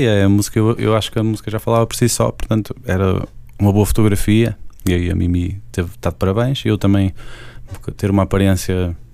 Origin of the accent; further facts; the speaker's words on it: Portugal; Apesar de tudo, sou português